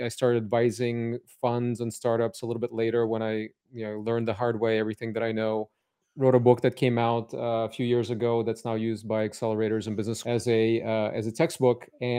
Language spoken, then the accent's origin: English; Cupertino, California, United States; also born or lived in Odessa, Ukraine; So I was born in Odessa, Ukraine. It was Soviet Union then, and my family immigrated to Silicon Valley, San Francisco first, and then I grew up in Cupertino. So I've been here since the age of eight in California.